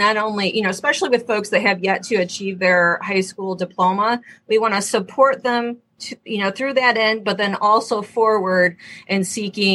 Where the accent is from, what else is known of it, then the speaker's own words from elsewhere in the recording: Michigan, United States; I want to make sure my home state is at the cutting edge